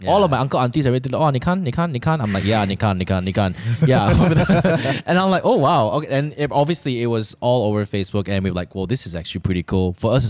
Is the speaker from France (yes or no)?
no; Malaysia; I was a Malaysian.